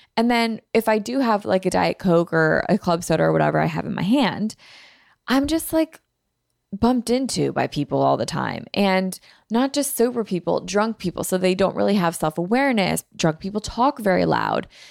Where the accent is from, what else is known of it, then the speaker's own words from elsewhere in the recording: Philadelphia, Pennsylvania, United States; I'm from Philly